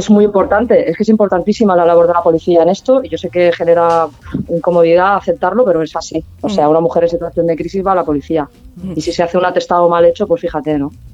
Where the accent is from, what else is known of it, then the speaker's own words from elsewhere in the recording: Barcelona, Catalonia, Spain; now in Palma, Spain; yo soy, soy barcelonesa